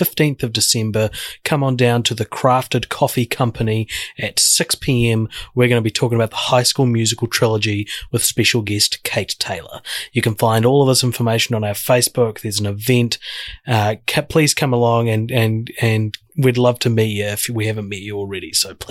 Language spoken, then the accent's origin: English; Christchurch, Canterbury, New Zealand; my hometown of Christchurch, New Zealand